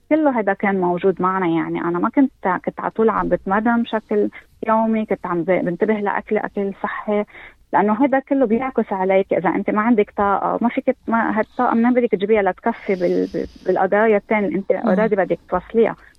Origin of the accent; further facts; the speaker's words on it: Lebanon; now in Australia; أني من لبنان